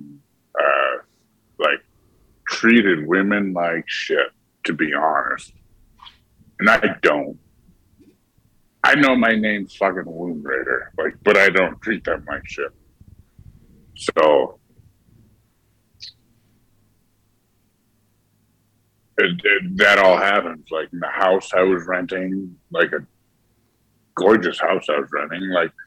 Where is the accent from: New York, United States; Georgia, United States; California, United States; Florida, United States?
New York, United States; So I'm from New York